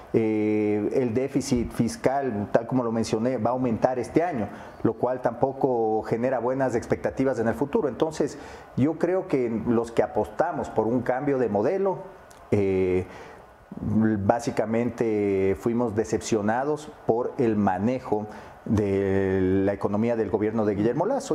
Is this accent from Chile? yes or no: no; Ecuador; como ecuatorianos